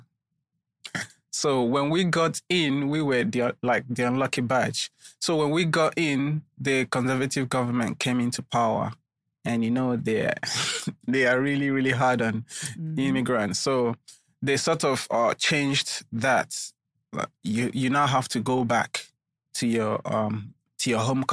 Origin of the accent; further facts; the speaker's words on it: Nigeria; also born or lived in London, United Kingdom; I'm a Nigerian. Nigeria is a big place